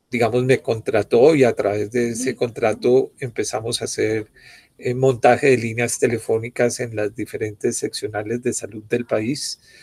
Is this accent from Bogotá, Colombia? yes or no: yes; Bogotá, Colombia; Javeriana, bogotano